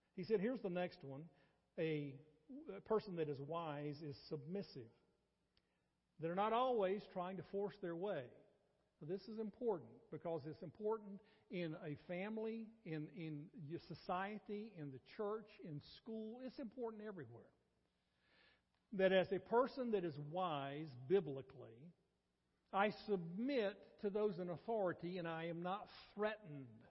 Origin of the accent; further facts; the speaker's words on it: North Carolina, United States; now in Athens, TX, United States; I grew up in North Carolina.